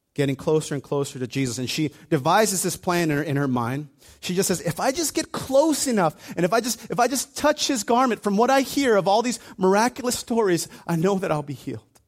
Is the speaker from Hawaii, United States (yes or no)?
yes; Hawaii, United States; when I was a kid, I grew up in Hawaii